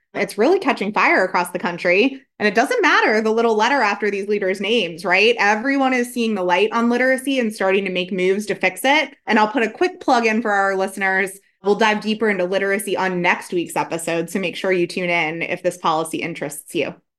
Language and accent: English; Pennsylvania, United States; my home state of Pennsylvania